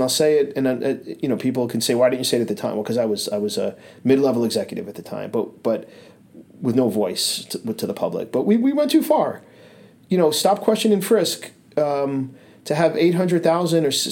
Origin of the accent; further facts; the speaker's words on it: New York City, New York, United States; moved away as an adult; now in Burlington, United States; I was always a Brooklyn kid growing up in Brooklyn, living in Brooklyn, traveling to Manhattan for high school